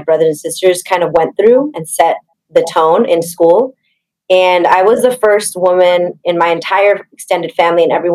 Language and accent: English; Inglewood, California, United States; also born or lived in Hawthorne, California; I am born and raised in Los Angeles. Both my parents immigrated here from Mexico to Inglewood, California